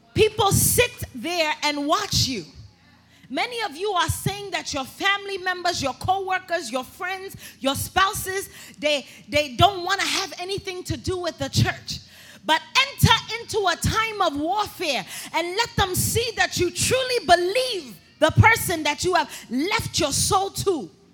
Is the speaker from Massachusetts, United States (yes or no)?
no; New York City, New York, United States; I'm from Brooklyn, New York